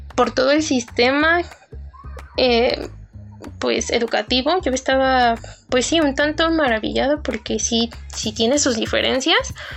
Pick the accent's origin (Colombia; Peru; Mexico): Mexico; de México